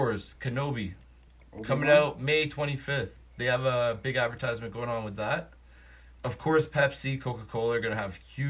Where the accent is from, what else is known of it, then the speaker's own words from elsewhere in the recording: Canada; here's the thing, I'm Canadian.